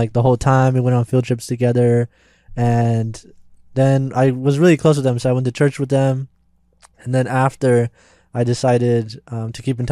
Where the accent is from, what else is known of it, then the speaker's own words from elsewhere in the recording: Newbury Park, California, United States; I'm from Newbury Park, California